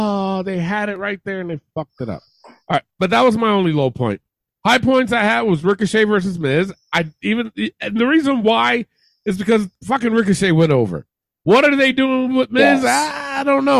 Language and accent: English; Albany, New York, United States; Where Raw was in my hometown